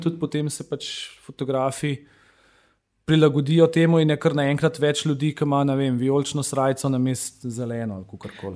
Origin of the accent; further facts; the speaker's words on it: Slovenia; Slovenci smo